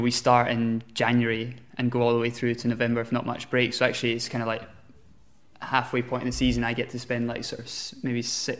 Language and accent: English; United Kingdom; So for me, being British and like living in London, everything's at home for me.